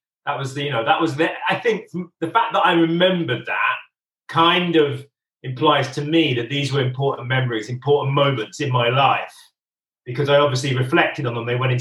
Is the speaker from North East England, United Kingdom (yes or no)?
no; Northampton, East Midlands, United Kingdom; also born or lived in London; most of the family I grew up with were my extended family, Northampton, my English family